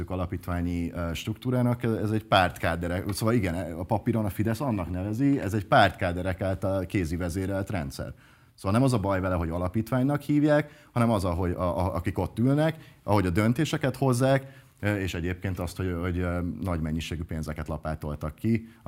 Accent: Budapest, Hungary; Én budai polgári családból származom, Pasaréten lakom

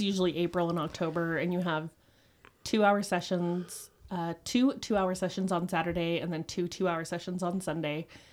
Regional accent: Utah, United States; I grew up in Utah

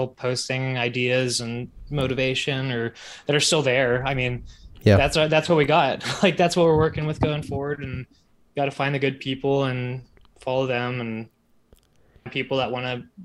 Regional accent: Dallas, Texas, United States; I'm from Dallas

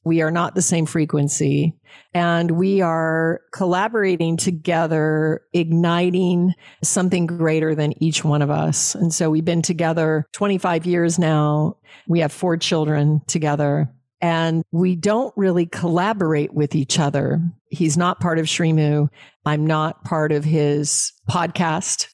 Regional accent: Alaska, United States; I was raised in Alaska on game meet.

